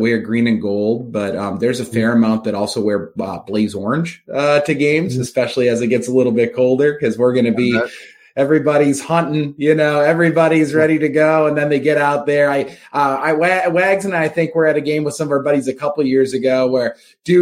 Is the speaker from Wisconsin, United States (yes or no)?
yes; Wisconsin, United States; being from Wisconsin, I feel like, you know, hunting and fishing's our little corner of the universe